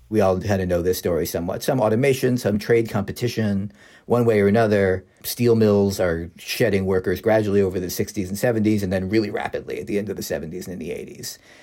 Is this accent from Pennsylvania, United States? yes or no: yes; Philadelphia, Pennsylvania, United States; I'm from Philadelphia